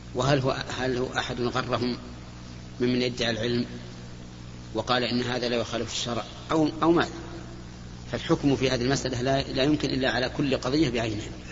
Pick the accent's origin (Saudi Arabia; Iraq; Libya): Saudi Arabia; بلادنا السعوديه